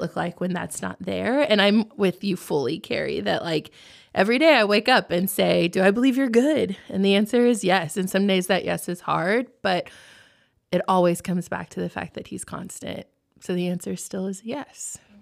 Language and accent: English; Texas, United States; moved away as an adult; also born or lived in Oklahoma; now in Lancaster, United States; I'm born and raised in Texas, so I still call it home